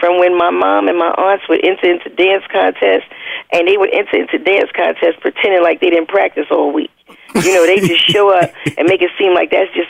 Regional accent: Queens, New York, United States; Well, I grew up in Queensbridge Public Housing, which is the largest housing project in the world, and it was like a city.

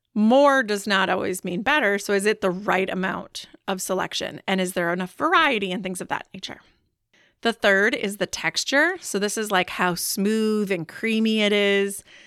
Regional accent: Wisconsin, United States; I am from Wisconsin

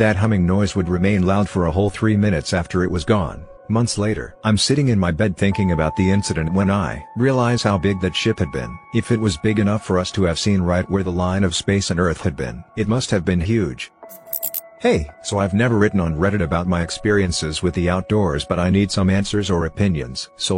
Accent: Idaho, United States; this very strange old place I grew up way out in the Idaho mountains.

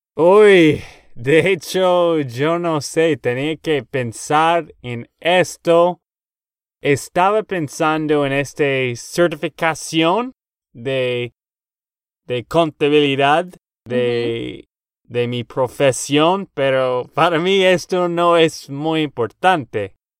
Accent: Texas, United States; Spanish is a second language; now in Nashville, United States; de Texas, Estados Unidos

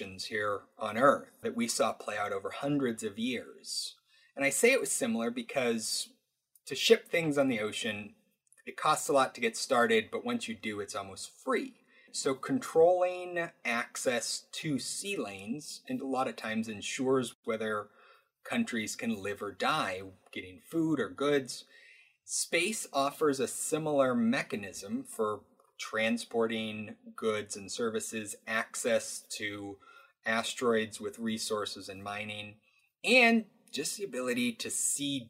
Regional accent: Alaska, United States; I grew up in Alaska

